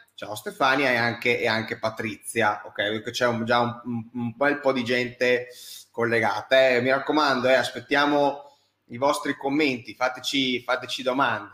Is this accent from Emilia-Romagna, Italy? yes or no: no; Verona, Veneto, Italy; io che vengo, che, che sono di Verona